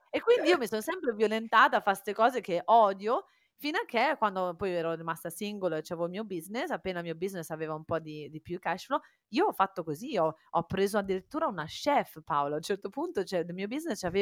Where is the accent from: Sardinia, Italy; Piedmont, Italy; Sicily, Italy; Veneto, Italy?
Sardinia, Italy; Cagliari; born there; also born or lived in Faenza; Io sono nata a Cagliari, però poi ho vissuto a Faenza, eh, vicino a Bologna.